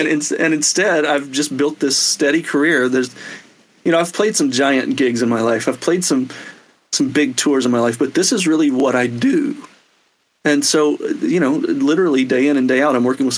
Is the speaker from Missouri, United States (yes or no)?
no; Mississippi, United States; moved away as an adult; also born or lived in Alabama / Athens, Georgia / Nashville; now in Los Angeles, United States; as a kid growing up in Mississippi and Alabama